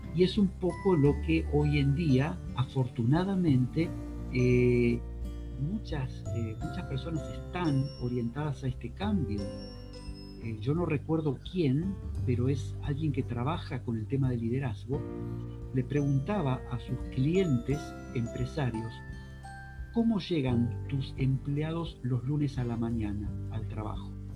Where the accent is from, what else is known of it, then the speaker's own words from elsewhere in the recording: Argentina; also born or lived in Spain; yo como argentino que soy también, aparte de español